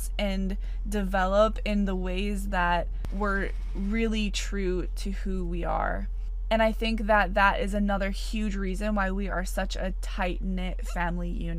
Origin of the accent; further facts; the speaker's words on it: Wisconsin, United States; I grew up in Wisconsin, and I have three older brothers.